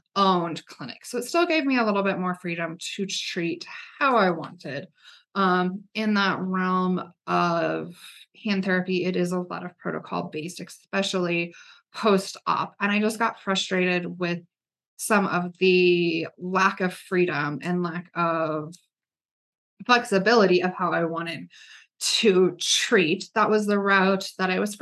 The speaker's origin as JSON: {"language": "English", "town": "Gypsum", "region": "Colorado", "country": "United States", "tie": "born or raised there", "also_born_or_lived": "Florida", "said": "I spent most of my life growing up in Colorado, grew up in the mountains in Gypsum, Colorado"}